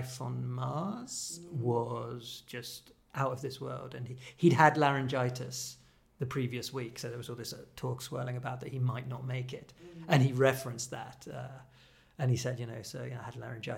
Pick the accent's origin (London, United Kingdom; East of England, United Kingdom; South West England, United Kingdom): South West England, United Kingdom; Dorset; moved away; I grew up in Dorset